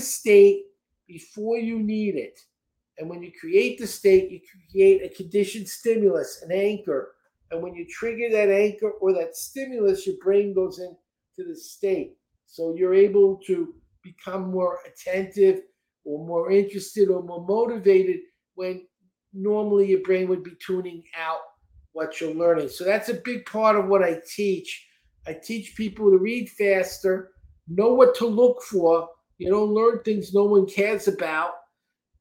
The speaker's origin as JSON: {"language": "English", "town": "New York City", "region": "New York", "country": "United States", "tie": "born or raised there", "also_born_or_lived": "Texas", "moved": "yes", "lives_now": "Florida, United States", "said": "I grew up in Brooklyn"}